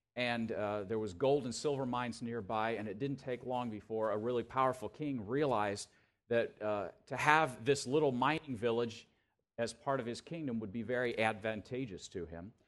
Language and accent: English; Tallahassee, Florida, United States; moved away as an adult; now in Chicago, United States; I grew up here in Tallahassee